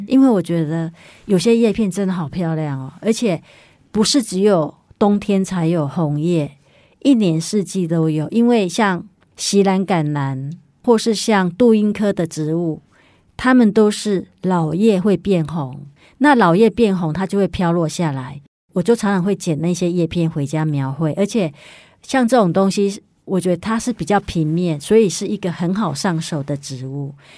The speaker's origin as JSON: {"language": "Chinese", "region": "Yilan County", "country": "Taiwan", "moved": "yes", "said": "我回宜兰的时候呢，因为我是宜兰人嘛，然后有时候会回去看爸， 爸爸妈妈"}